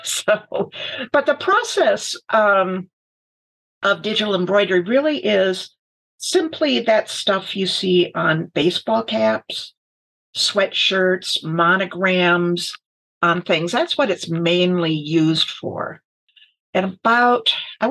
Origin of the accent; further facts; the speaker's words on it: Finger Lakes, New York, United States; also born or lived in Michigan / East Lansing, Michigan; now in Minneapolis, United States; who wound up in Minneapolis about 20 years ago after living 40 years in Michigan and growing up in the Finger Lakes of New York